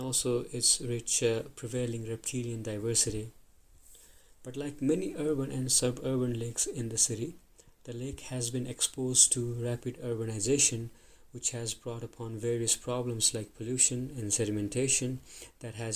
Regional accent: Pokhara, Gandaki Province, Nepal; also born or lived in Lund, Sweden; I come from Nepal, from a city called Pokhara, which is one of the popular touristic destinations in our country.

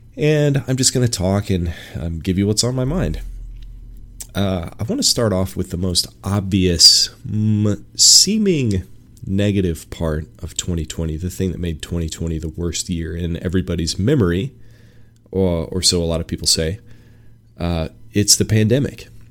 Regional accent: Washington, United States; moved away as an adult; I left my home in Washington State in smack dab in the middle of the pandemic

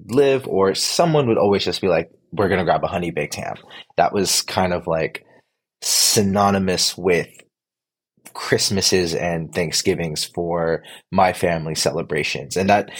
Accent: Philippines; Filipino, and I don't know if being Filipino has anything to do with it, but it just wasn't something we did.

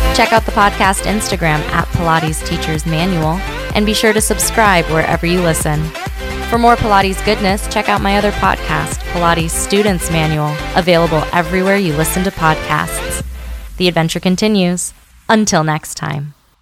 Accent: Las Vegas, Nevada, United States; I'm from Vegas

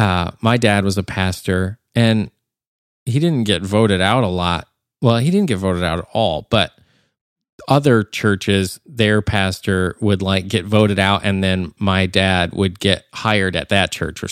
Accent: Nashville, Tennessee, United States; There was one person that they said, where are you from? And I said, I'm from Nashville.

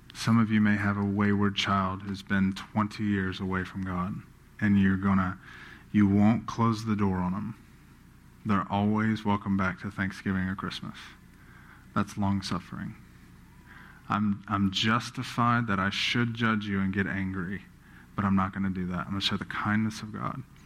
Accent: Baton Rouge, Louisiana, United States; born and raised in Baton Rouge

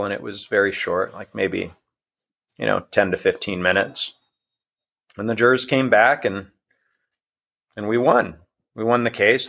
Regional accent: Iowa, United States; started the website in my home state of Iowa

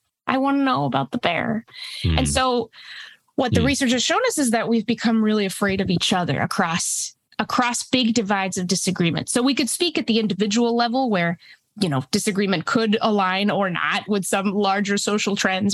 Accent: New Hampshire, United States; English is a second language; also born or lived in Mexico / Texas; I immigrated from Mexico with my parents and my brother when I was about 5. We moved to Texas and then went up to New England. So yeah, grew up in a small town in New Hampshire

